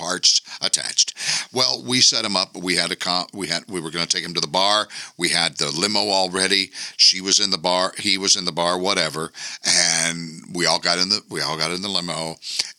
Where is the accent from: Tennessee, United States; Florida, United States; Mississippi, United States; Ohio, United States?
Tennessee, United States; Memphis; We're from Memphis